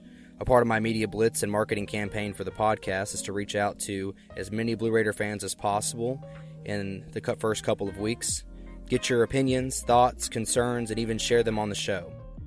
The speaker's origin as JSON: {"language": "English", "area": "Rockvale", "region": "Tennessee", "country": "United States", "tie": "born or raised there", "said": "I was born and raised in Rockville, Tennessee, just down the road. I attended Eagleville High School, and then I went to Motlow State for my associates, and then finally got my bachelor's at Middle Tennessee."}